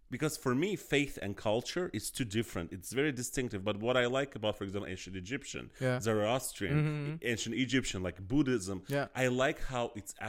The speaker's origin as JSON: {"language": "English", "country": "India", "said": "oh my God, yes, I'm Indian, I have this God."}